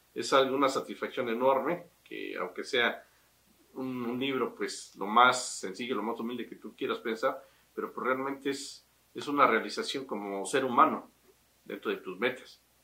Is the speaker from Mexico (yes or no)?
yes; Tasquillo, Hidalgo, Mexico; moved away; also born or lived in Mexico City; mi tierra es donde nací y donde quiero morir, es mi tierra tasquillo